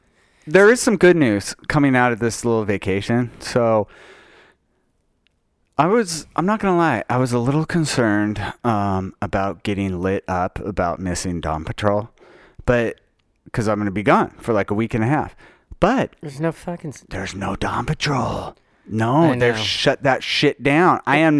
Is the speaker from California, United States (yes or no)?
no; Utah, United States; I did because I was raised in Utah.